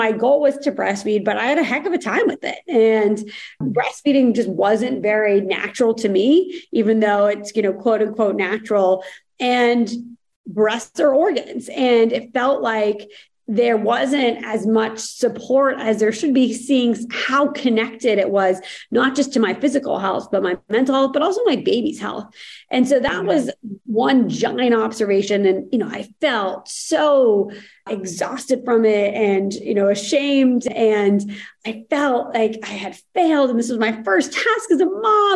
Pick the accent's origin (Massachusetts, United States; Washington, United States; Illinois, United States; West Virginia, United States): Massachusetts, United States; Boston; moved away; my background was growing up outside of Boston. So a Boston girl at heart